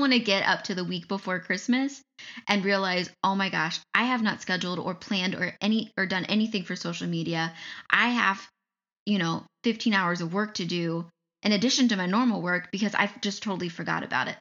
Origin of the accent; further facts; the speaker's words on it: Ohio, United States; now in Michigan, United States; I grew up in Ohio. I live in Michigan.